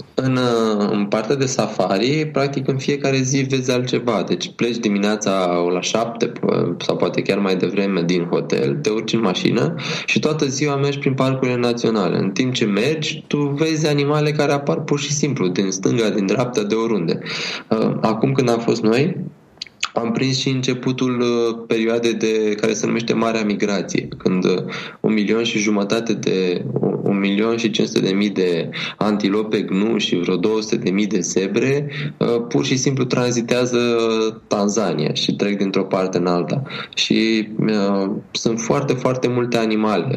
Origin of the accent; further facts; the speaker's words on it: Romania; noi suntem din România